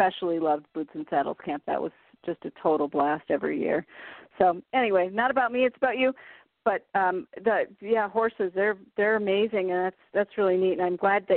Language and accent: English; Iowa, United States; I'm from Iowa